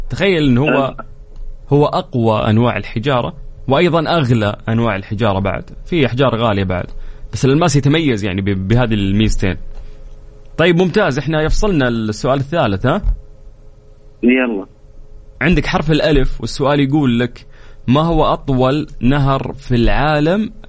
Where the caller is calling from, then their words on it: Riyadh, Riyadh Province, Saudi Arabia; الاسم الكريم … من الرياض